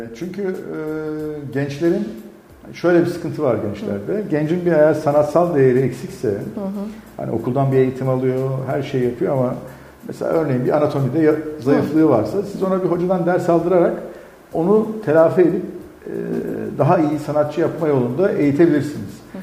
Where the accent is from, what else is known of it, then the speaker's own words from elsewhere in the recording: Elazığ, Elazığ Province, Turkey; moved away; ben Elazığlıyım